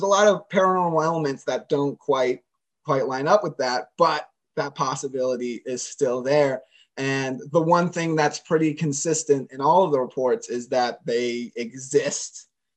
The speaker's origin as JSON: {"language": "English", "town": "Sarasota", "region": "Florida", "country": "United States", "tie": "born or raised there", "said": "I'm from Sarasota"}